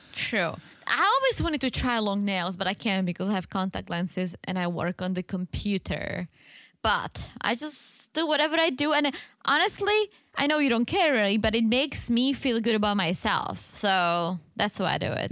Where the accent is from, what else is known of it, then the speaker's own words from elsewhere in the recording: Czechia; English is a second language; moved away; I'm from the Czech Republic